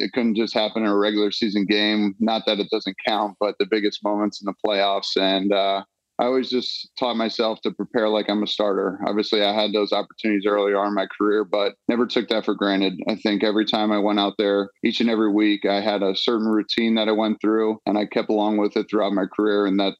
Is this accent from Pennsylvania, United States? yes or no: yes; Pennsylvania, United States; I grew up right outside of Philadelphia, so definitely means a lot more